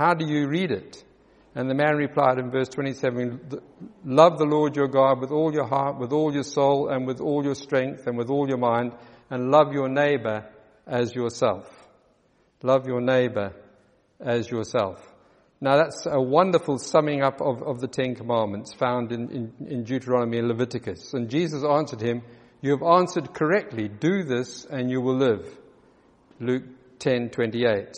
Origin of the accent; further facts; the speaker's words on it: South Africa; accent: South African; moved away; also born or lived in Johannesburg; As you probably recognize from my accent, I spent many years in South Africa